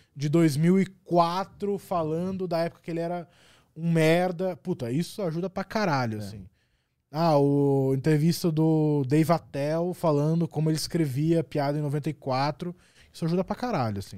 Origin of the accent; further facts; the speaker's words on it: Curitiba, Paraná, Brazil; sou de Curitiba